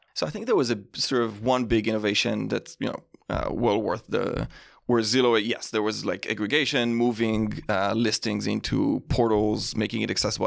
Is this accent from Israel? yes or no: yes; Israel; moved away; grew up in Israel